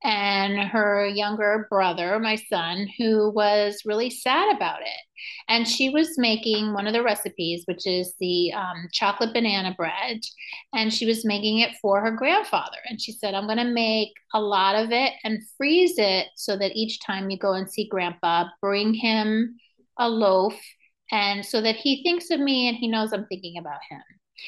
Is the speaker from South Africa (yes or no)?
no; Venezuela; also born or lived in New York; now in United States; I was born in New York. I grew up in Venezuela. So I do a lot of work with Spanish speaking parents and Spanish speaking communities.